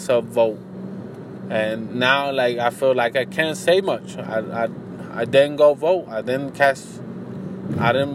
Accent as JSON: {"language": "English", "country": "United States", "said": "as an American"}